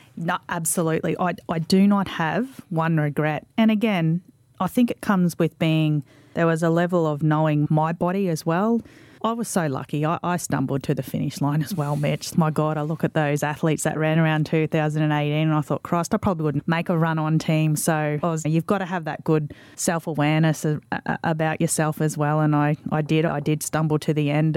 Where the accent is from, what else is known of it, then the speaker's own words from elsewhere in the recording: Mackay, Queensland, Australia; I'm a local girl. I'm from Mackay